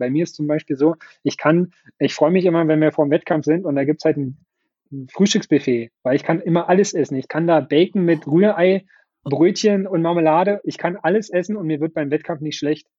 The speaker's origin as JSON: {"language": "German", "region": "Brandenburg", "country": "Germany", "said": "Ich bin halt mhm. sehr heimatverbunden mit Brandenburg und mit Potsdam und mit meiner Heimatstadt"}